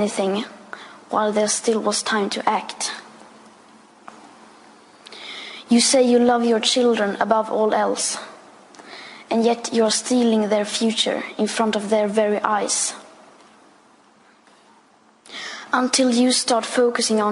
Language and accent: English; Sweden; I am 15 years old and I'm from Sweden.